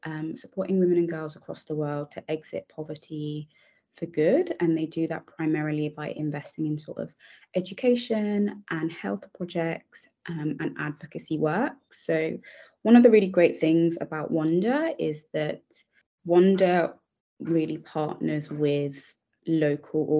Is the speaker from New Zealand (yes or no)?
no; England, United Kingdom; I am British Nigerian